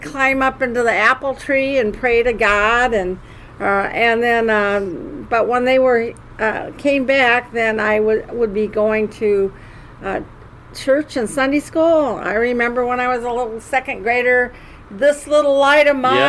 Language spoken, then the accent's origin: English; Davenport, Iowa, United States; I'm from Davenport, Iowa